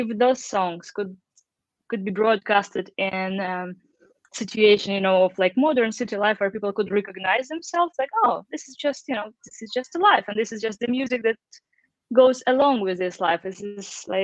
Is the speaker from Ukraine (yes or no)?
yes; Eastern Ukraine, Ukraine; English is a second language; moved away; As a kid, I was growing up back in Ukraine in around 90s. So, of course, I didn't speak any English, like, not at all